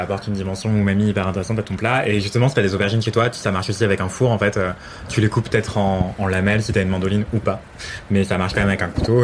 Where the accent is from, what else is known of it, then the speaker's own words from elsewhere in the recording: Martinique; je viens de Martinique